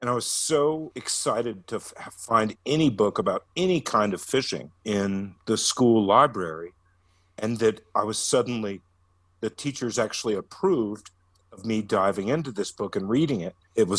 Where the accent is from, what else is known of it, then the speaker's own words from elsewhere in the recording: Atlanta, Georgia, United States; moved away as an adult; also born or lived in Colorado; growing up in Georgia